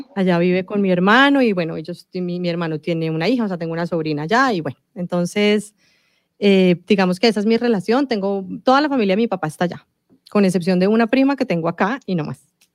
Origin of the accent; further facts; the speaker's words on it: Colombia; Yo nací en Colombia, eh, mi papá es italiano y toda su familia eh, es italiana